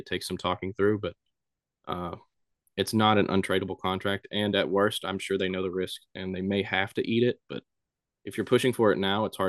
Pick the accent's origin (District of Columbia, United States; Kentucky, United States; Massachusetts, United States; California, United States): Kentucky, United States; Bowling Green; the Hot Rods in my hometown